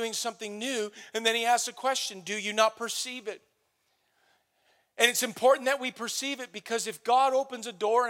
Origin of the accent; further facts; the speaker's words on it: Canada; we're Canadian. Because we live in North America